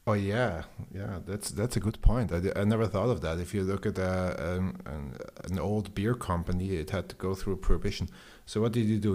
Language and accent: English; Austria; I'm from Austria